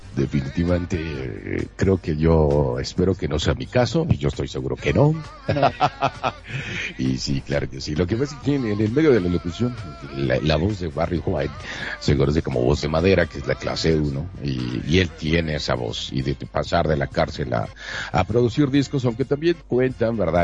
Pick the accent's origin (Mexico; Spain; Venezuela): Mexico; Monterrey, Nuevo León; now in Mexico City, Mexico; soy de Monterrey, Nuevo León, pero transmito desde la Ciudad de México